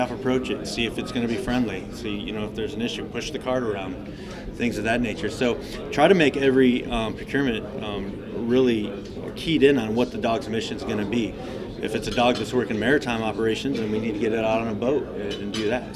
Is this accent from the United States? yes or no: yes; Michigan, United States; moved away as an adult; also born or lived in Yuma, Arizona; I moved back to my home state of Michigan